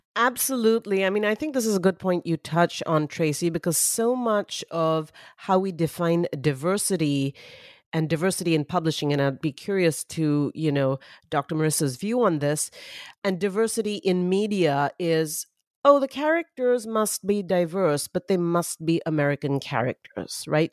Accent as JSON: {"language": "English", "town": "Mumbai", "region": "Maharashtra", "country": "India", "tie": "born or raised there", "said": "I grew up in Mumbai, India"}